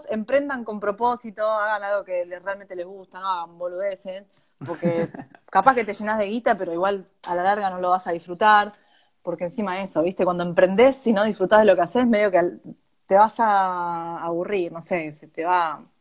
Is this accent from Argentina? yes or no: yes; Argentina; moved away; Siendo argentino tenés que buscarle la vuelta.